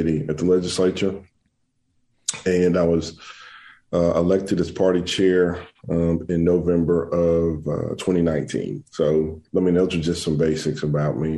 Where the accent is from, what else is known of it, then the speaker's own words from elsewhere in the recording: Tuscaloosa, Alabama, United States; I am from Tuscaloosa, Alabama